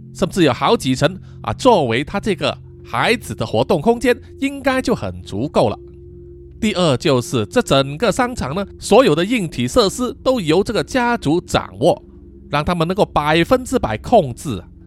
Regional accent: Malaysia; 作为马来西亚人

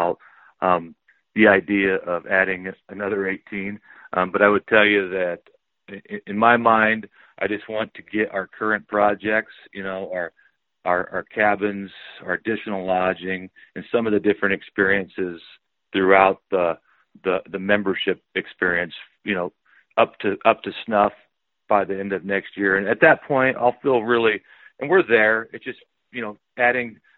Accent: Mullen, Nebraska, United States; I grew up in Mullen

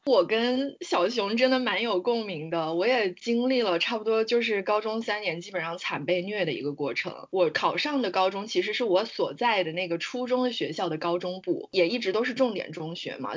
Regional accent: Guangdong, China; moved away as an adult; 我呢是来自广东

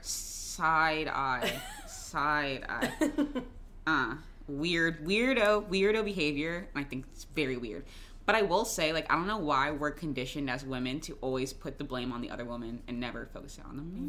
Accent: Jacksonville, Florida, United States; Duval, that's my hometown

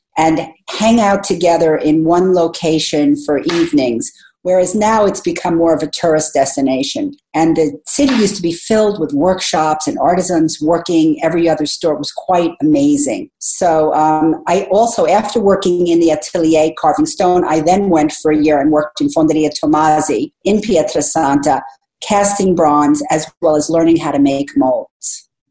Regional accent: United States; as an American

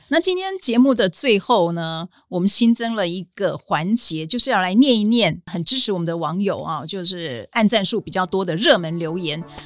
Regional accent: Taiwan; 应该讲说这一次的战争提醒我们台湾人说，我们不能只靠说觉得我们自己台湾战略地位很好

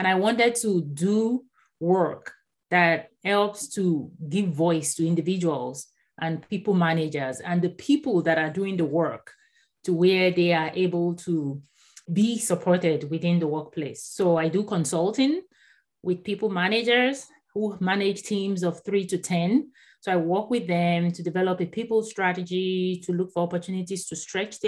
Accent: Nigeria; first language Yoruba; English is a second language; moved away as an adult; also born or lived in Houston, Texas; now in San Diego, United States; I was born in Nigeria. So I actually grew up in Nigeria, and I didn't move to the US until 2009.

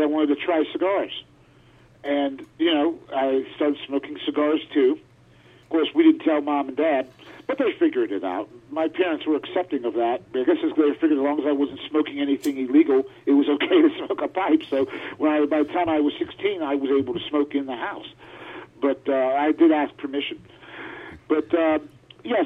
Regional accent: Altoona, Pennsylvania, United States; I was born in Altoona, Pennsylvania, and when I was a little kid

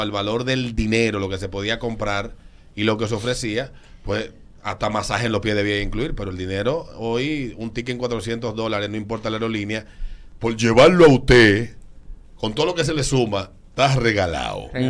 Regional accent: Dominican Republic; ¿por qué no tenemos en el país una línea aérea que uno pueda decir, me fui en el avión de República Dominicana?

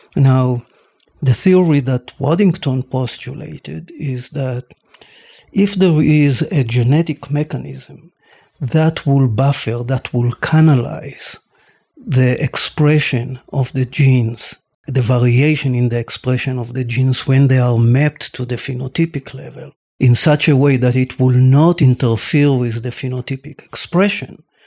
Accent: Tel Aviv, Tel Aviv District, Israel; I was born and raised in Tel Aviv

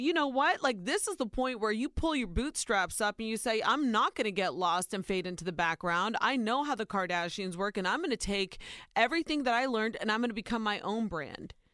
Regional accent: Ohio, United States; born or raised there

